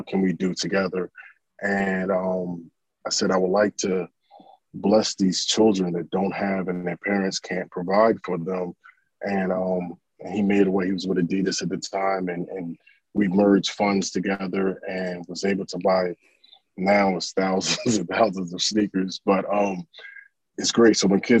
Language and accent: English; Orlando, Florida, United States; We're originally from Orlando, Florida